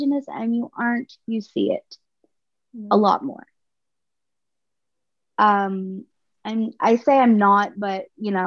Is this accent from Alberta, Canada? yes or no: no; Miramichi, New Brunswick, Canada; going to school in Miramichi at 6 years old